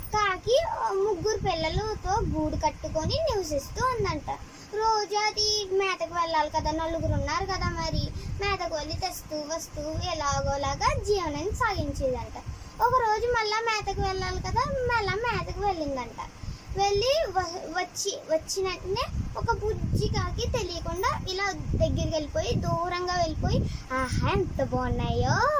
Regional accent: Ravulapalem, Andhra Pradesh, India; మా ఊరు రావులపాలెం

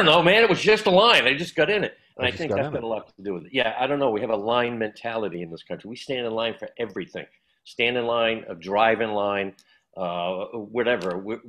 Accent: Massachusetts, United States; I was born around, but I was raised in Mass

